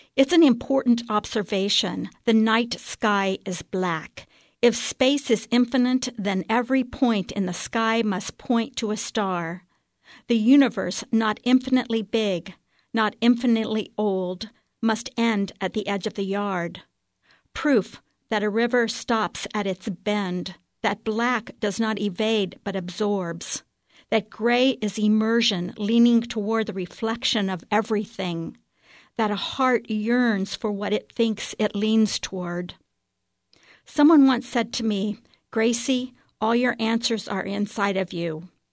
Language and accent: English; Waynesville, Ohio, United States; I'm from Waynesville, Ohio